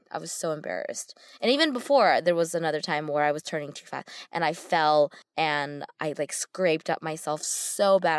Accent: United States; growing up in America

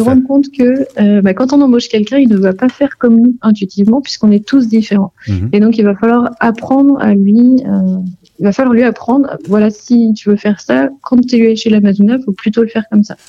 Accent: Vendée, Pays de la Loire, France; je suis originaire de Vendée

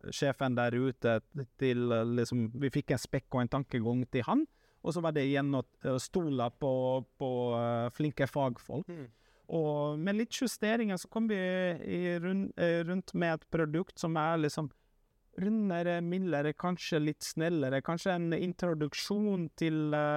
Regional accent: Finland; now in Norway; en kultur som jeg vokste opp med hjemme i Finland

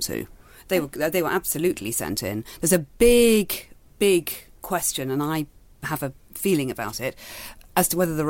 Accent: Manchester, North West England, United Kingdom; I grew up in Manchester, actually

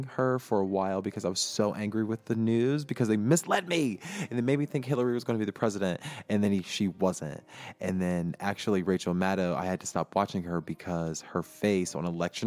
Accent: United States

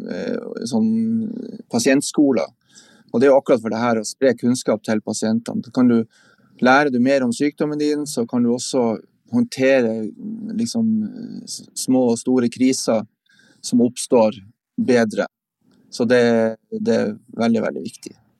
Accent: Andøya, Vesterålen, Nordland, Norway; now in Tromsø, Norway; Jeg er opprinnelig fra Vesterålen, fra Andøya

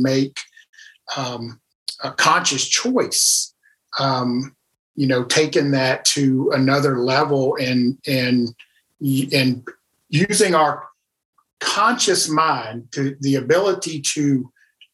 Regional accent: South Louisiana, United States; moved away as an adult; also born or lived in Nashville, Tennessee; I was originally from South Louisiana and moved to Nashville, Tennessee.

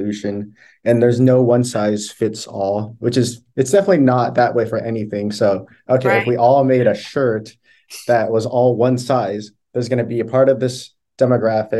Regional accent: Northern California, United States; I'm from Northern California

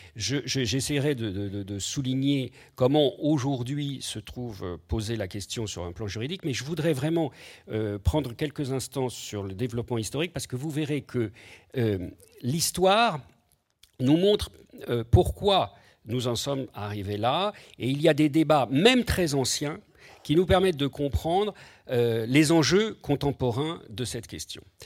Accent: France; chez nous en France

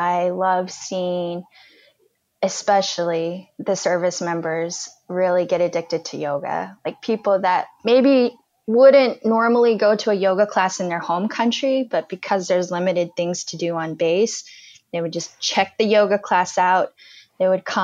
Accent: United States; also born or lived in Afghanistan; I'm American.

